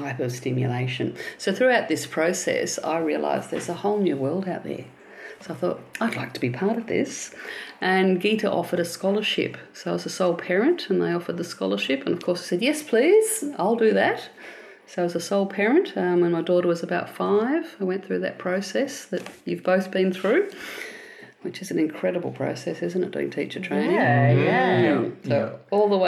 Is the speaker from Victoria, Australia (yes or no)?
yes; Melbourne, Victoria, Australia; also born or lived in Williamstown, Melbourne; I'm a Melbourne girl, Williamstown, that lovely older part of Melbourne. That's where I was first born. And southeastern suburbs after that. So I was raised in Mount Waverley